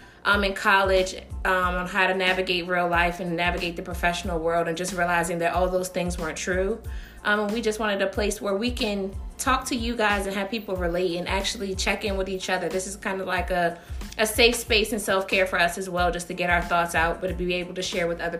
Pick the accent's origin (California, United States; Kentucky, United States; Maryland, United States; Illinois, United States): Maryland, United States; Columbia; also born or lived in Silver Spring, Maryland; I was born in Silver Spring, Maryland, and raised in Columbia, Maryland